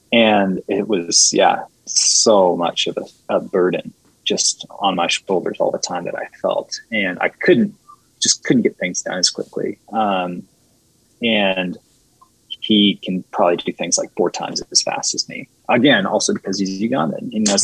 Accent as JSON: {"language": "English", "country": "China", "tie": "born or raised there", "said": "I mean, I grew up in China, so I know this"}